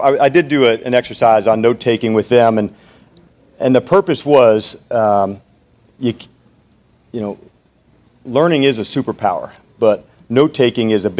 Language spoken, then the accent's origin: English; New Jersey, United States; I grew up in New Jersey. I talk fast